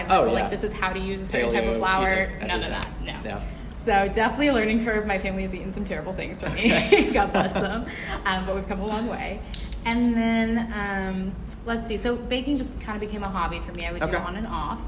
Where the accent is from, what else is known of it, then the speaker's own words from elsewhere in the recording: Winston-Salem, North Carolina, United States; I was born and raised in Winston-Salem